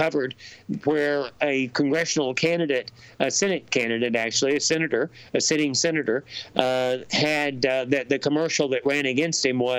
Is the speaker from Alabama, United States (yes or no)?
yes; Alabama, United States; my home state, which is Alabama